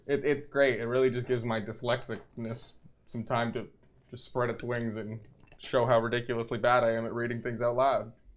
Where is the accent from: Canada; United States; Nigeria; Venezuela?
Canada; we are Canadian